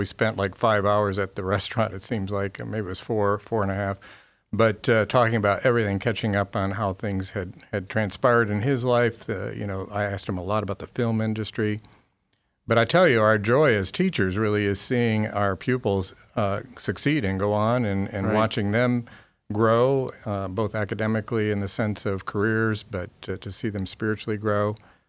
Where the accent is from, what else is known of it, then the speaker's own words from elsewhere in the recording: Grand Rapids, Michigan, United States; born there; I was born in Grand Rapids, Michigan.